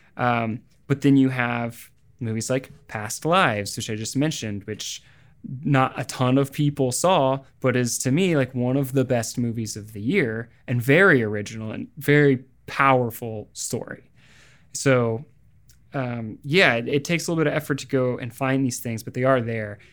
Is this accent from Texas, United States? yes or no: no; Springfield, Missouri, United States; moved away; also born or lived in Los Angeles; my hometown of Springfield, Missouri